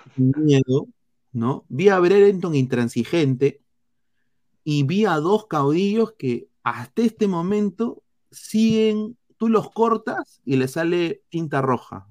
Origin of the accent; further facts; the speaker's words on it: Peru; now in United States; como peruano